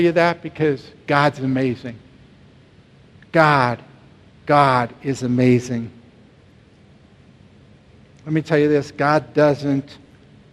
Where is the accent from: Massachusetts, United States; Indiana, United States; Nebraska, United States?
Nebraska, United States; Omaha; in South Omaha, where I grew up